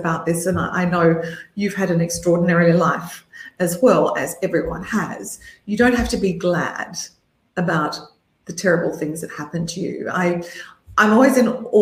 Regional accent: Melbourne, Victoria, Australia; when I was growing up in Melbourne, Australia

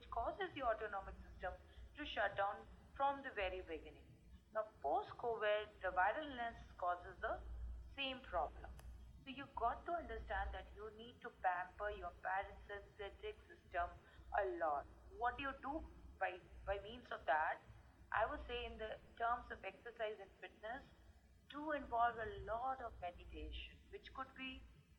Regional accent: India; I come from India

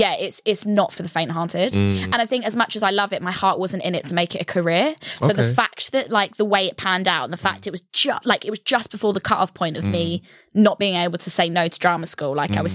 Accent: Stevenage, East of England, United Kingdom; moved away as an adult; Grew up in Stevenage, yeah.

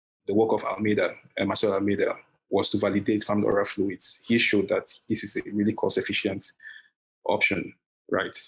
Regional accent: southern Nigeria, Nigeria; moved away as an adult; now in Iowa, United States; I'm from South Nigeria

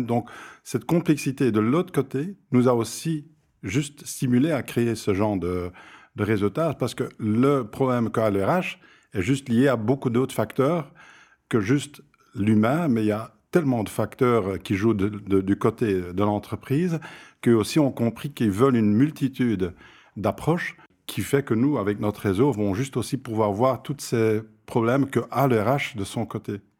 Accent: Flanders, Belgium; je viens de la Flandre

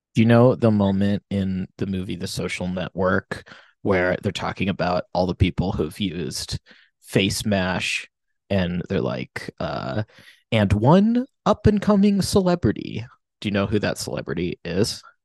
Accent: United States; I'm American

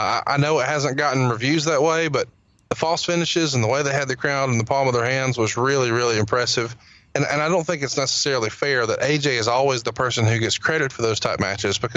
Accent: Alabama, United States; as we say in Alabama

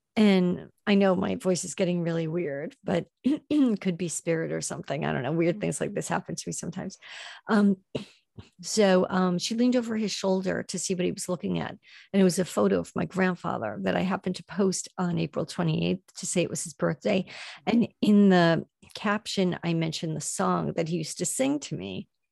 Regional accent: Long Island, New York, United States; now in New York City, United States; I grew up on Long Island. I'm in the city now

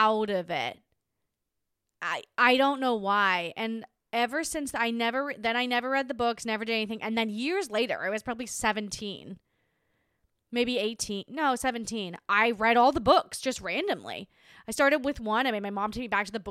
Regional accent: Hobart, Tasmania, Australia; my hometown in Tasmania

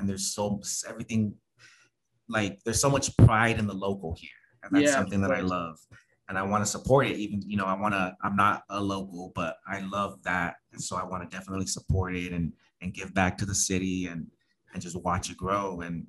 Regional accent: Los Angeles, California, United States; moved away as an adult; now in Tucson, United States; I'm from Los Angeles. Yeah, so I just moved out here last year

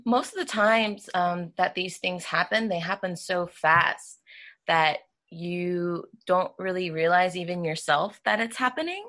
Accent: Georgia, United States; I was born in Georgia

